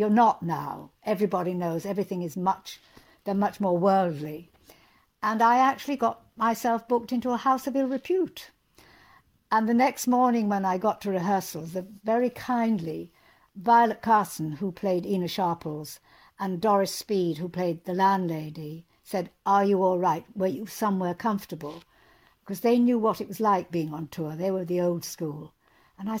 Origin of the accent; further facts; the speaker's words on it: Hull, Yorkshire and the Humber, United Kingdom; moved away as an adult; also born or lived in Cottingham; I'm from Yorkshire, the East Riding. I was born in Cottingham. I went to school in Hull.